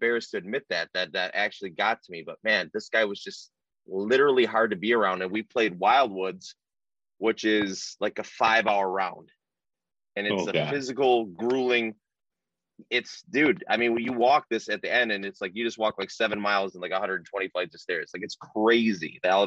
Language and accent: English; Omer, Michigan, United States; I grew up in Omer, Michigan